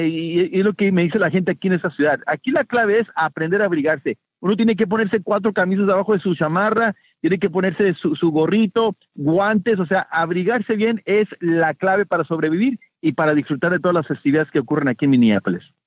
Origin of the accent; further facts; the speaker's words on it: Mexico; now in Miami, United States; yo siendo mexicano